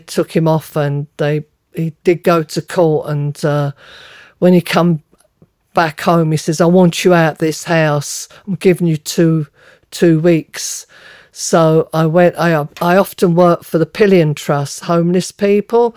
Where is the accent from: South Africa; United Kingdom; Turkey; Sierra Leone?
United Kingdom; London; moved away as an adult; also born or lived in United States; Me growing up in London, uh, in a Cockney old-fashioned family